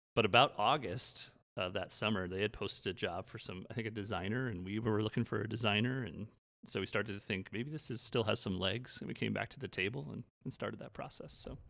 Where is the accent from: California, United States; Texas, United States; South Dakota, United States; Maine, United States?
South Dakota, United States; Brookings; a bar downtown Brookings, my hometown